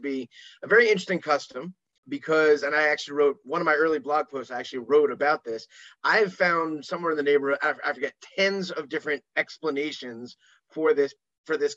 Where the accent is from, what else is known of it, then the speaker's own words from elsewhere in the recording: New York, United States; also born or lived in America; now in Israel; as a New Yorker